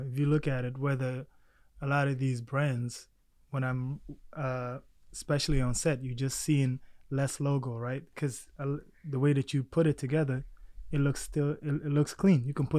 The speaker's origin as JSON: {"language": "English", "country": "South Sudan", "tie": "born there", "also_born_or_lived": "Egypt / Baltimore, United States", "said": "I was born in South Sudan now. Back then it was Sudan. Lived in Egypt for about maybe 3 years. Then from Egypt, my family relocated to Baltimore, Maryland, of all places."}